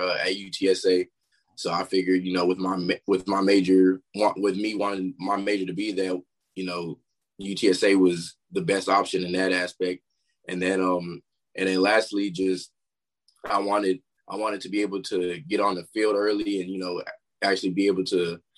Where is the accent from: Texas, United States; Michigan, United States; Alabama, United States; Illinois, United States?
Texas, United States; Converse; also born or lived in New York; I was originally born in New York. Not a lot of people know that, but I've been here my whole life. So that's really what I've been, you know, repping and, you know, trying to, this is where I'm from. I'm from San Antonio, more specifically Converse